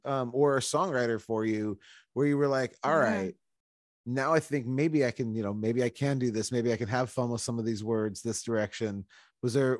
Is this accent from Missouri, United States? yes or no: no; Portland, Oregon, United States; I'm from Portland, Oregon